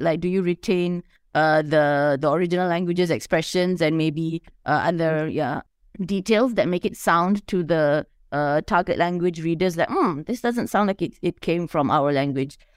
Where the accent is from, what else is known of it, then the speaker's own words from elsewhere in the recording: Malaysia; as a Malaysian